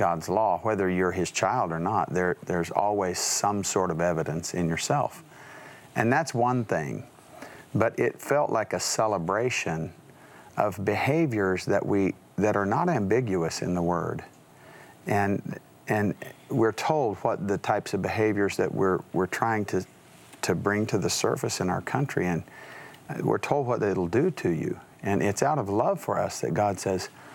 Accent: West Texas and New Mexico, United States; growing up in West Texas and New Mexico

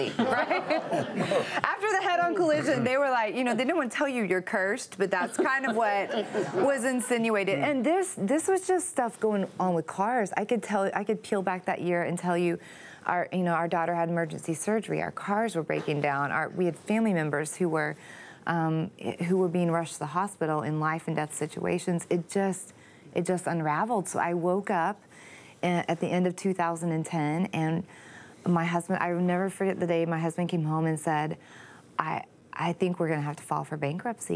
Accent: Texas, United States; I'm from Texas

